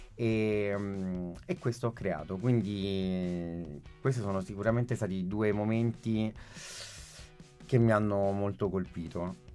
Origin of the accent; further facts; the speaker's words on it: London, United Kingdom; moved away; also born or lived in Catanzaro Lido, Italy; io sono nato a Londra nell'ottantuno